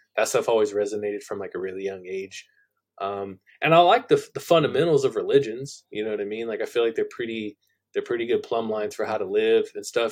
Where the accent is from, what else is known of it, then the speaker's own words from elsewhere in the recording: Central Valley of California, United States; moved away as an adult; also born or lived in San Jose, California; I was born in San Jose, California. I grew up in central in the Central Valley of California.